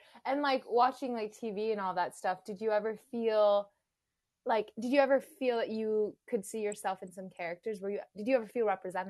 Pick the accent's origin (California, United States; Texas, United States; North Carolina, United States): California, United States; also born or lived in Philippines; I was born in California, but I lived in the Philippines when I was 9 for about six years.